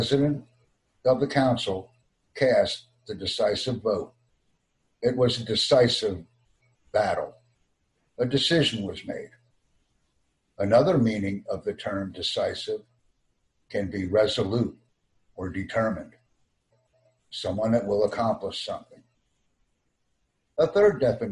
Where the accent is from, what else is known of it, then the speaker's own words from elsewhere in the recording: United States; I have an extensive background in American English listening, speaking, reading, and writing skills because I am an American